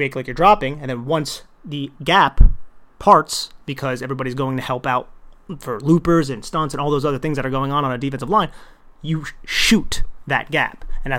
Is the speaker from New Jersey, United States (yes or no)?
yes; New Jersey, United States; accent: New Jersey; my New Jersey accent just came out there like crazy.